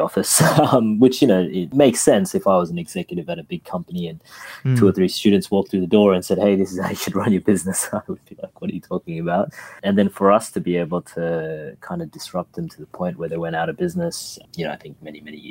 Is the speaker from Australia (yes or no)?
yes; Australia; we're here from Australia.